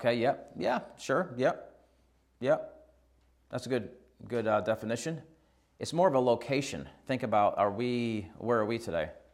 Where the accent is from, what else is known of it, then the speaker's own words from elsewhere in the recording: Shortsville, New York, United States; moved away as an adult; now in Australia; I grew up in New York